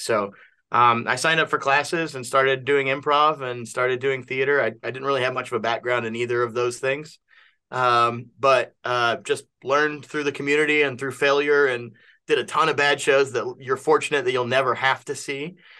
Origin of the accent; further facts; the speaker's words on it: Kentucky, United States; I'm from Kentucky